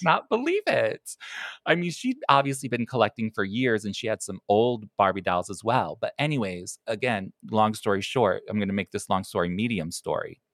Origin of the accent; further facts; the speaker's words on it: Chicago, Illinois, United States; I'm from Chicago